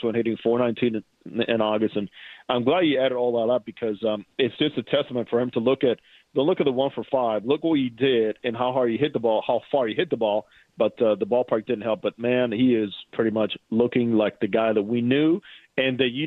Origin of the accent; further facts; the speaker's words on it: Dominican Republic; as a fellow Dominican, born and raised in the Dominican